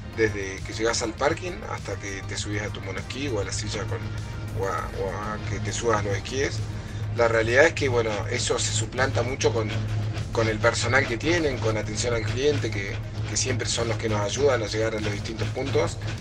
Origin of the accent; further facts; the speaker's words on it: Argentina; soy atleta paralímpico argentino, represento eh, Argentina